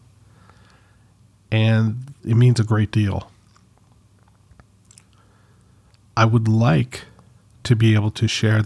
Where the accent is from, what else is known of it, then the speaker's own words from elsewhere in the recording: Canada; I'm Canadian, but I'm not French Canadian